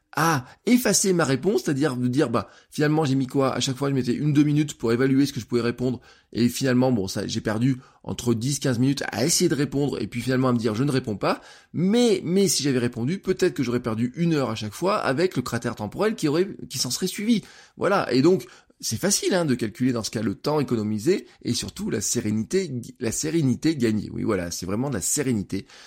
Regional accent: France; en tant que citoyen, en tant que français

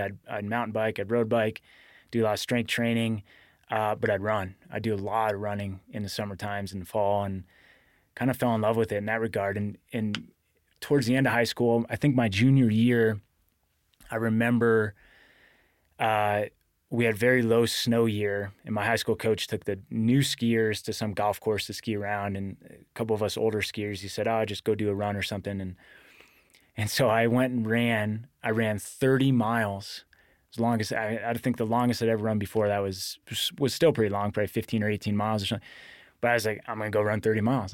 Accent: Glens Falls, New York, United States; Grew up in upstate New York, Glens Falls, New York, on the southern edge of the Adirondacks. And, um, it's where I grew up, born and raised

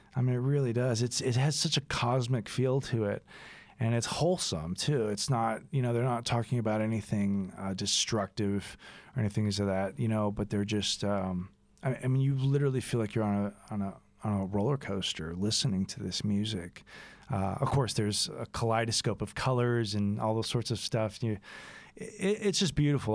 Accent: Texas, United States; growing up as a Texan

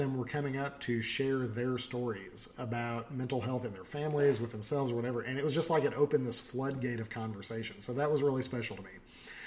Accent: Arkansas, United States; I am from Arkansas

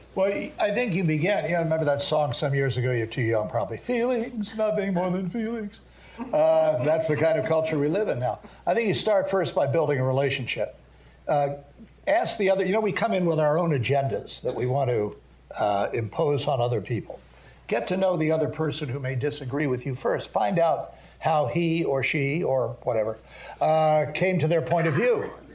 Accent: Washington, District of Columbia, United States; also born or lived in Montgomery County, Maryland; I was born in Washington D.C. I couldn't help it. My mother was here at the time, and I grew up in the area. Went to public schools in Montgomery County, Maryland.

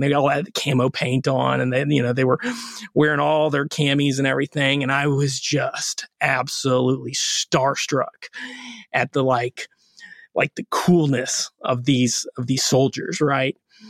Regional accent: Orlando, Florida, United States; We grew up in Orlando.

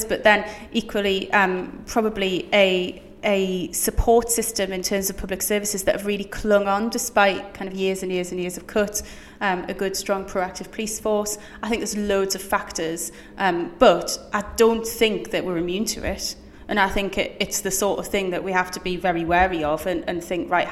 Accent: Newcastle upon Tyne, North East England, United Kingdom; I'm from Newcastle, born and raised

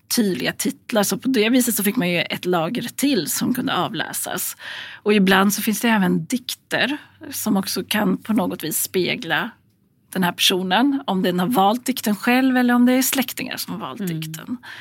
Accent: Gävle, Gävleborg County, Sweden; i Gävle som är min hemstad

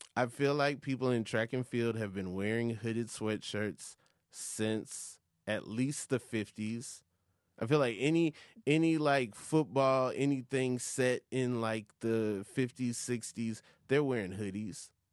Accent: Atlanta, Georgia, United States; I am from Atlanta

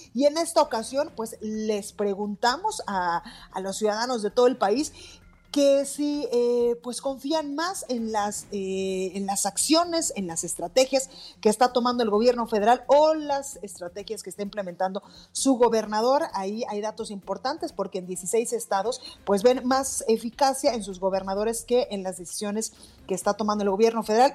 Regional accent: Guadalajara, Jalisco, Mexico; now in Mexico City, Mexico; en Guadalajara, Jalisco, en mi tierra, en la Perla Tapatía

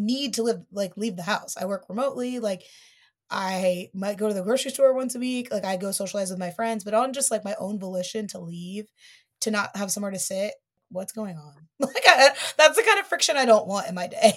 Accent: Dayton, Ohio, United States; now in New York, United States; I'm from Dayton

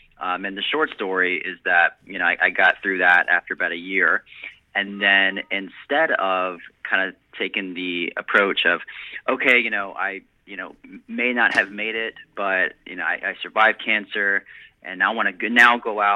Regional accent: South Florida, United States; I was born down in South Florida

